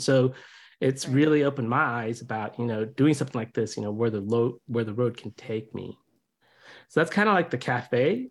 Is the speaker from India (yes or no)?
yes; India; now in United States; I'm originally from India. I came here in '76 while my dad was getting his PhD